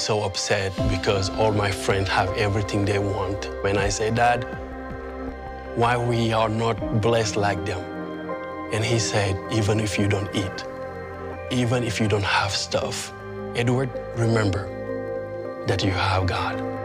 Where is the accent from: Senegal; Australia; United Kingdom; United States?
Senegal; I'm from Senegal. 95% of people where I grow up are not Christian